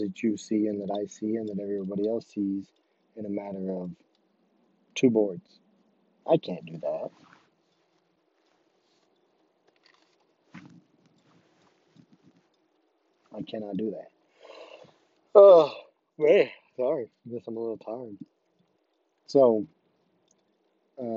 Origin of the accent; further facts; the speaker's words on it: Rich Hill, Missouri, United States; I'm from Rich Hill